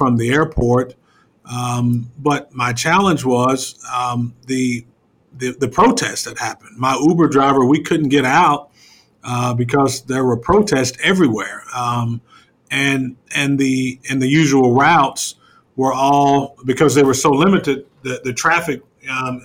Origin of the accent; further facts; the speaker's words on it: Lawton, Oklahoma, United States; I grew up there in Lawton